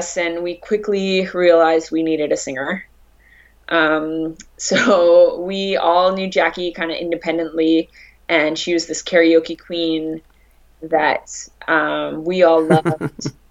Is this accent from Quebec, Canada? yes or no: no; Regina, Saskatchewan, Canada; moved away as an adult; also born or lived in Berlin; now in Montreal, Canada; I grew up in Regina, Saskatchewan